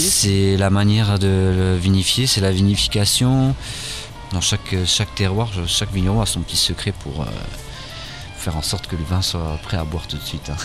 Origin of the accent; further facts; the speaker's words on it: France; now in Luxembourg; chez nous en France